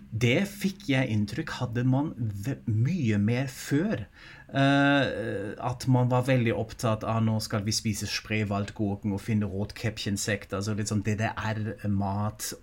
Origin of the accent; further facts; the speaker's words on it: Germany; moved away; jeg er jo tysk selv